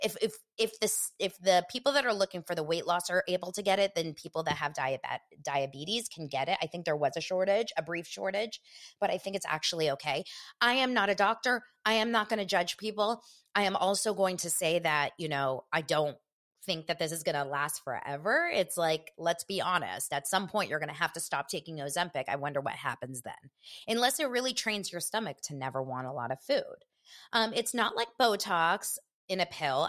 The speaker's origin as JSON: {"language": "English", "town": "Los Angeles", "region": "California", "country": "United States", "said": "from Los Angeles"}